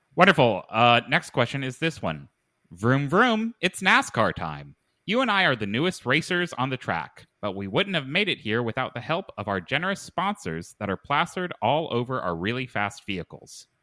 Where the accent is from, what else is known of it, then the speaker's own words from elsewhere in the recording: Lexington, Kentucky, United States; I was born in Lexington, Kentucky.